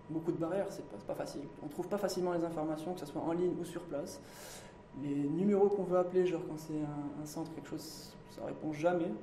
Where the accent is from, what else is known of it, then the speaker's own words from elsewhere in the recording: Morocco; je suis marocain, je resterai marocain et je consommerai marocain.